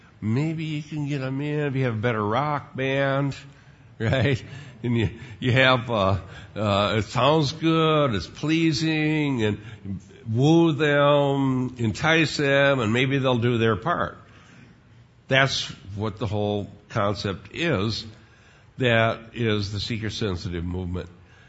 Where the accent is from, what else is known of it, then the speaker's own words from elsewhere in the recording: Sheldon, Iowa, United States; here I'm a teenager growing up in Sheldon, Iowa, and all of these other Dutch kids, they were just as big as sinners as I was